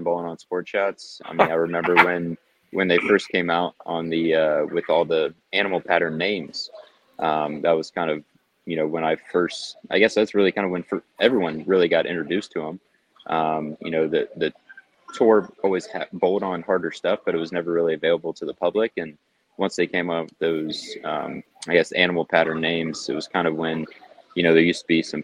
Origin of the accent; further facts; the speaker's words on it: Springfield, Ohio, United States; I grew up in Springfield, pretty small town